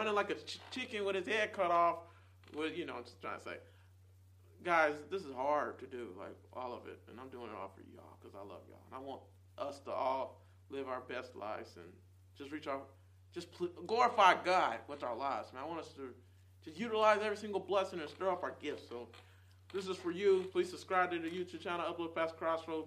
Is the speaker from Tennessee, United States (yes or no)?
yes; Nashville, Tennessee, United States; moved away as an adult; also born or lived in Charlotte, North Carolina; here in Nashville, in Nazareth, this is what I call this place